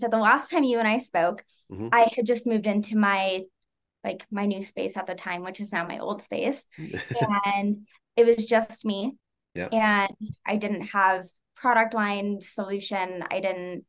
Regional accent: Las Vegas, Nevada, United States; moved away as an adult; now in Utah, United States; So my fiance, we're both from Vegas

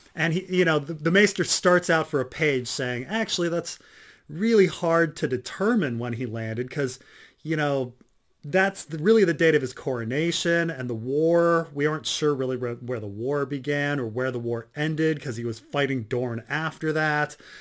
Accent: New Jersey, United States; I grew up in Jersey

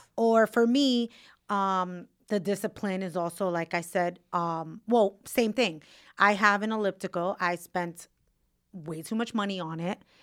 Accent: New York City, New York, United States; where I grew up in Williamsburg

